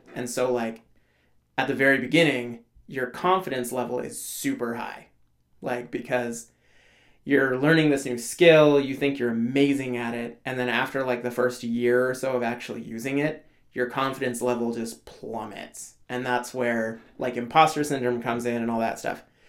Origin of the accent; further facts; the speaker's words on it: Alaska, United States; I grew up in Alaska